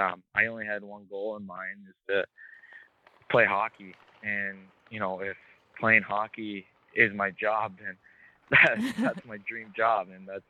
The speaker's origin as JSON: {"language": "English", "country": "Japan", "tie": "born or raised there", "also_born_or_lived": "Australia", "said": "I was born in Australia, but I moved to Japan when I was 1 year old. So during all my childhood, my dad started putting skates on my feet"}